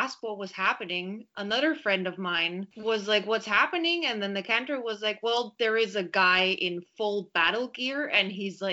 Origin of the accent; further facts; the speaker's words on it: Vienna, Austria; moved away as an adult; also born or lived in Berlin; now in Paris, France; I was born and raised in Vienna